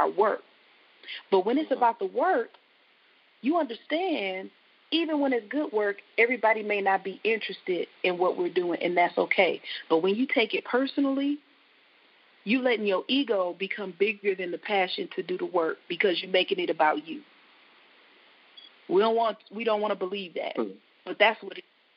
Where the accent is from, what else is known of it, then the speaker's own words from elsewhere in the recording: Flint, Michigan, United States; I'm Flint born, bred. I love my hometown